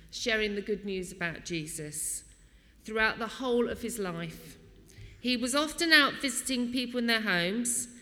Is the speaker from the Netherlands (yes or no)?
no; Wallington, London, United Kingdom; I was born in May 1964, and we moved to St. Patrick's in Wallington